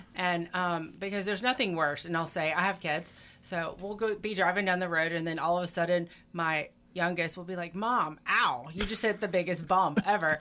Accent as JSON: {"language": "English", "town": "Destin", "region": "Florida", "country": "United States", "moved": "yes", "lives_now": "Meridian, United States", "said": "I'm from Destin, Florida"}